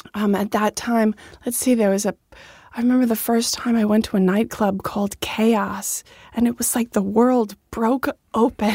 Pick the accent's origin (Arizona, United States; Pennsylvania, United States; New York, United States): New York, United States; Dix Hills; In Dix Hills, Long Island